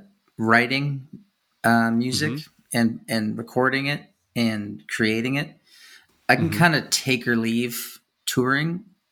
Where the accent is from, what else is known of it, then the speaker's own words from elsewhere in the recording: Kansas City, Missouri, United States; born there; Oh, so was I.